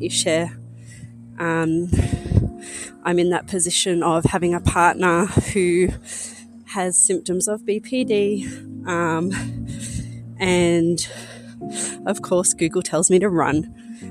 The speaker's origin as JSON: {"language": "English", "country": "Australia", "said": "I'm 34 and I'm from Australia"}